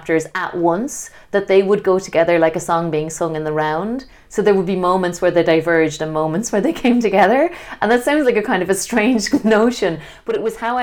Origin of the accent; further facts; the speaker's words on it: Ireland; the type of traditional shape that we grew up with in Ireland